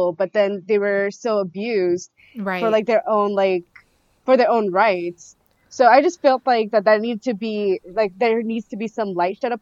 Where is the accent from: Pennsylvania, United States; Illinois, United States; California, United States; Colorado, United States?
California, United States; Bay Area; also born or lived in Fiji; I was born in the Fiji Islands, and then I grew up in the Bay Area.